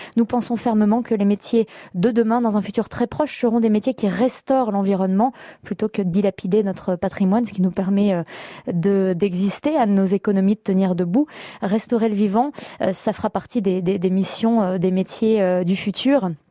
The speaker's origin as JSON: {"language": "French", "area": "the La Bourboule area", "region": "Auvergne-Rhône-Alpes", "country": "France"}